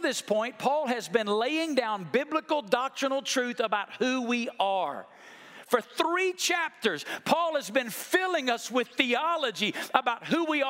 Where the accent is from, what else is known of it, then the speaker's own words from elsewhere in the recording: Alabama, United States; I grew up in Alabama, and I understand that because of that, sometimes my English language can be difficult for you to understand.